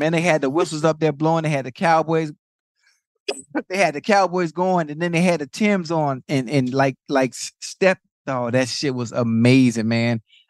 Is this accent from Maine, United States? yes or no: no; Miami, Florida, United States; I'm from Liberty City, from Dade yeah. County.